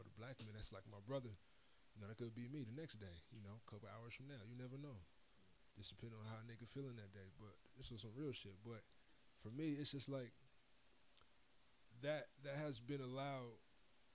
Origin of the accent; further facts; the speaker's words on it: Las Vegas, Nevada, United States; moved away; I'm from Las Vegas